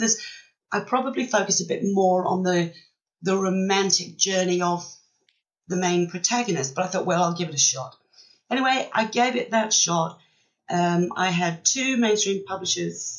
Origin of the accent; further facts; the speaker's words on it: Wales, United Kingdom; moved away as an adult; also born or lived in Australia; now in Western Australia, Australia; I was born and brought up in Wales, but I've been here in Australia 21 years now